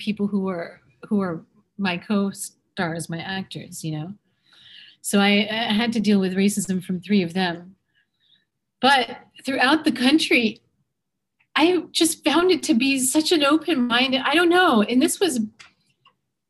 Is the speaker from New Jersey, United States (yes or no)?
yes; Middletown, New Jersey, United States; moved away as an adult; also born or lived in Los Angeles / London; I was born in New Jersey. I'm from Middletown